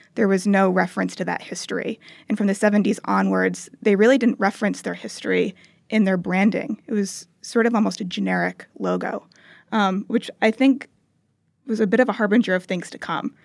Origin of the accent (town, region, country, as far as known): United States